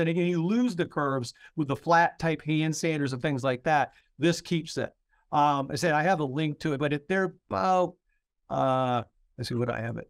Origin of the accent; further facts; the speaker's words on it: Maine, United States; I'm from Maine.